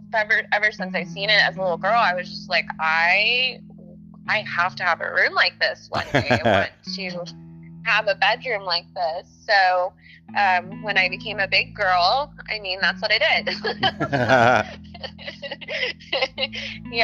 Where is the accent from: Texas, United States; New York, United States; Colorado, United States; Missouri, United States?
Texas, United States; River Oaks; I grew up in River Oaks, Texas. It's a small town in Fort Worth, Texas